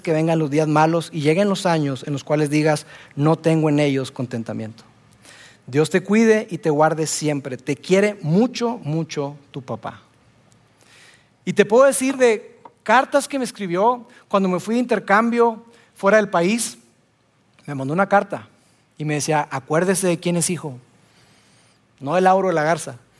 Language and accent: Spanish; Monterrey, Nuevo León, Mexico; Soy regio